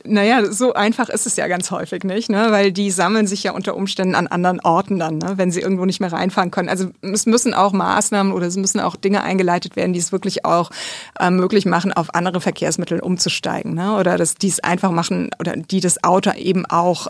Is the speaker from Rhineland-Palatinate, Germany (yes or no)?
yes; a village near Bad Kreuznach, Bingen, Mainz, Rhineland-Palatinate, Germany; also born or lived in Kaiserslautern; ich bin in einem Dorf aufgewachsen, in der Nähe von Bad Kreuz nach Bingen-Mainz, also Rheinland-Pfalz.